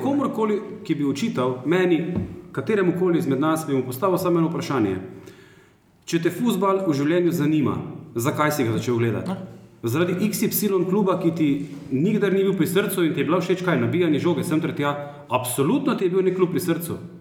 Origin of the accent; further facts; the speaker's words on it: Maribor, Drava, Slovenia; jaz sem iz Maribora, tukaj sem odraščal